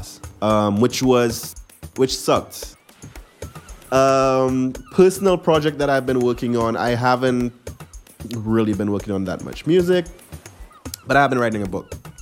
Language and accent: English; St. Lucia; now in New York, United States; it's an immigrant experience, but from a St. Lucian immigrant, my experience